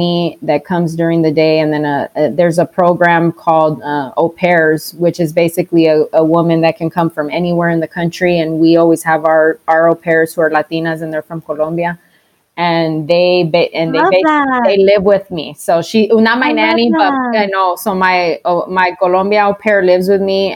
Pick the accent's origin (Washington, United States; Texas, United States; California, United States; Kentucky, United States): Texas, United States; moved away as an adult; now in Arizona, United States; I'm from Texas